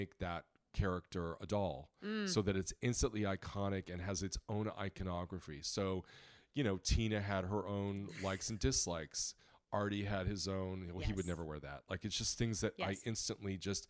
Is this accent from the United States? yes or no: yes; Indiana, United States; I grew up in Indiana